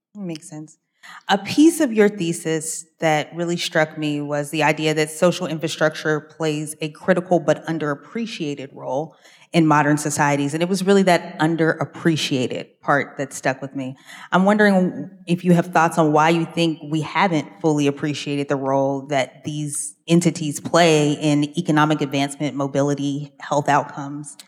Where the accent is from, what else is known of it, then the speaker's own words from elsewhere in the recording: Pittsburgh, Pennsylvania, United States; moved away; I grew up in Pittsburgh, so I thought every library was a Carnegie